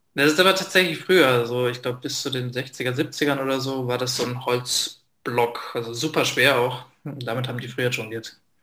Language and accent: German; Lingen, Lower Saxony, Germany; now in Austria; in Lingen, das ist eine kleinere Stadt in Norddeutschland, wo ich aufgewachsen bin